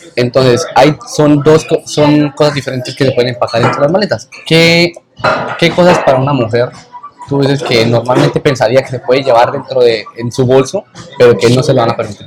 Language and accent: Spanish; Colombia; moved away; como todo colombiano